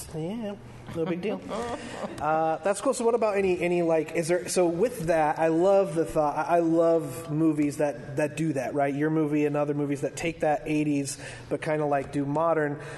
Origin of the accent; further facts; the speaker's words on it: Salt Lake City, Utah, United States; I grew up in Salt Lake